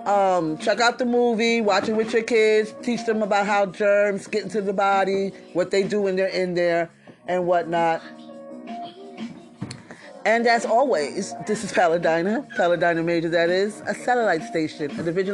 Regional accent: New York City, New York, United States; I'm from Brooklyn, so, and I'm an old head

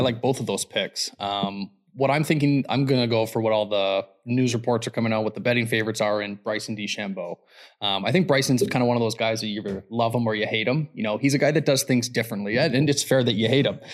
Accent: Canada

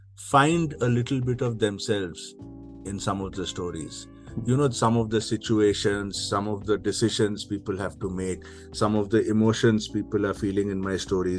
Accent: Kolkata, West Bengal, India; moved away as an adult; also born or lived in Mumbai, India / London, United Kingdom; I came back to India, to my hometown in Calcutta, to run my family business, which is homeopathy

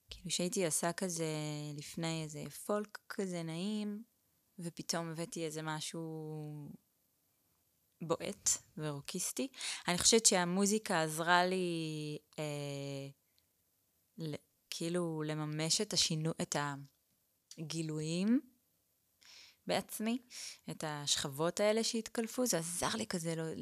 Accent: Eilat, Southern District, Israel; born there; אז אני נולדתי באילת. ההורים שלי, אימא שלי עברה לשם כדי להיות מורה חיילת, ואבא שלי היה שם אה, קבלן

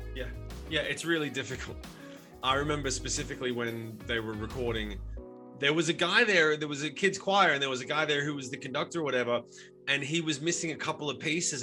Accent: Sydney, New South Wales, Australia; now in United States; I grew up in Sydney

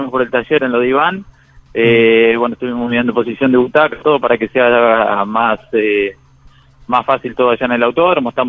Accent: Alberdi, Argentina; a toda la gente de Alberdi, en mi pueblo, mi novia, con mi familia

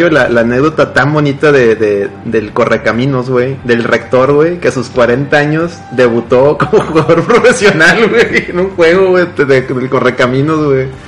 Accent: Mexico; Somos más mexicanos que la selección mexicana.

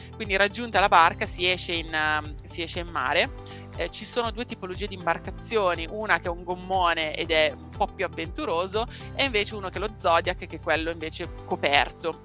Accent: Seregno, Lombardy, Italy; Io sono di Seregno, in Brianza, a pochi chilometri da Monza, Milano e Lecco

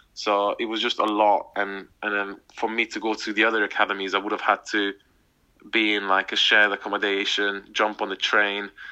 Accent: Hungary; now in England; when I was playing for my hometown team, we were about 2.5, 3 hours from Budapest, from the capital.

